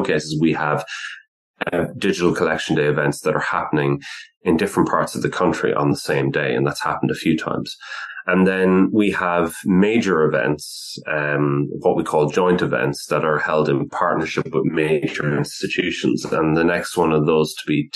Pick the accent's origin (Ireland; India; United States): Ireland; now in United Kingdom; I'm not actually born and raised in the UK. I'm from the Republic of Ireland.